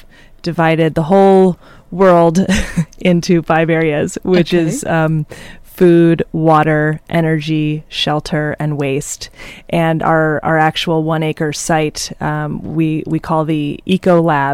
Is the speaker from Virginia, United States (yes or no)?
no; Philadelphia, Pennsylvania, United States; moved away; I grew up in Philadelphia, and in the city of Philadelphia